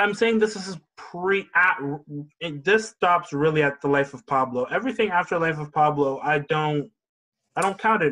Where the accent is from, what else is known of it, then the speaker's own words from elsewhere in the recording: Toronto, Ontario, Canada; also born or lived in Oshawa, Ontario; I'm from Toronto